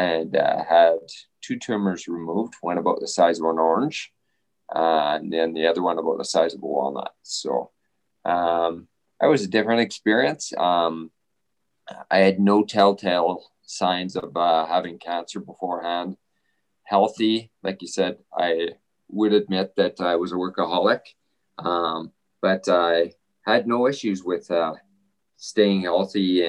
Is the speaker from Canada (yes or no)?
yes; Southern Alberta, Canada; also born or lived in Kingston, Ontario / Spokane, Washington, United States; I live here in Lethbridge, and I grew up in Southern Alberta